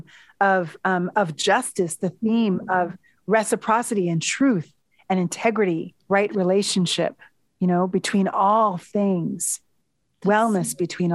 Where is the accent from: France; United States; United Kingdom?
United States; also born or lived in New York City / Washington, D.C.; I'm American